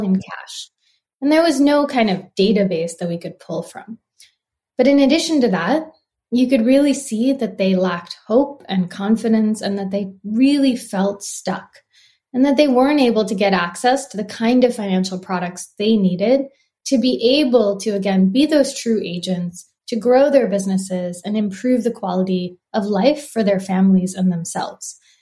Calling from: Santa Monica, California, United States; I'm calling in from Santa Monica, California

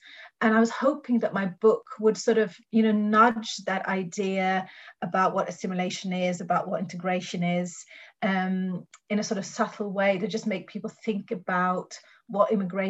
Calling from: Norway; like I'm talking from Norway, and if you see the way Great Britain is covered in the Norwegian media

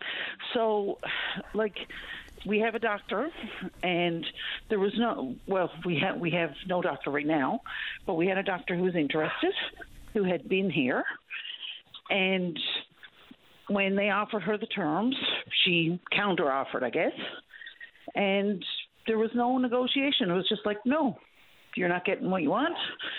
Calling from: Trepassey, Newfoundland and Labrador, Canada; But I'm calling from Trepassy, and I wanted to follow up Mayor Rita Pennell.

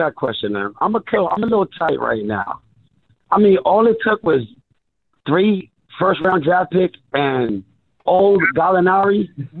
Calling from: Miami, Florida, United States; It's …. I'm calling from Miami, South Beach, bro.

